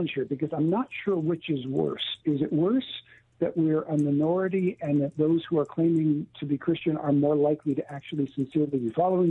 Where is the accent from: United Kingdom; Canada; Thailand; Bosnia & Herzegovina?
Canada; moved away as an adult; now in California, United States; I've lived all of my life, born and raised in Canada, but lived all of my ministry life in California